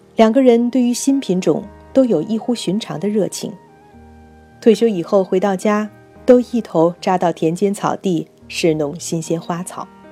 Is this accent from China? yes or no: yes; China; 我们中国人似乎应该由此汲取一些经验教训。